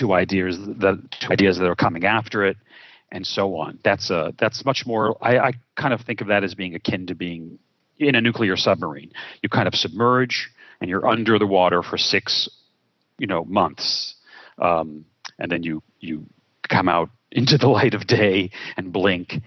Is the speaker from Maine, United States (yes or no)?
no; New York City, New York, United States; I was born in Brooklyn, New York, which I believe is a disproportionate source of fun and talent. And I'm grateful to have been spawned there